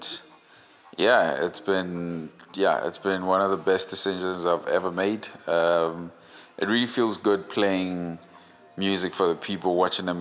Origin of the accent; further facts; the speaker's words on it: Vaal Triangle, Gauteng, South Africa; DJ, proudly born and raised in the Vowel Triangle. Definitely a proud product of the 016